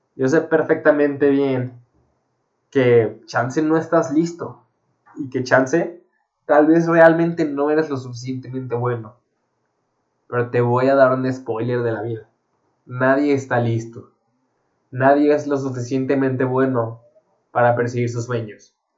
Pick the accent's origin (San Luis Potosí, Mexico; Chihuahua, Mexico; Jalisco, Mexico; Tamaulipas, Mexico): Jalisco, Mexico; Guadalajara; Yo soy de Guadalajara, México